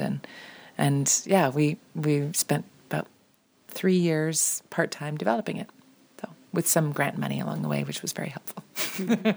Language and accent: English; Ontario, Canada; as a young girl growing up in Ontario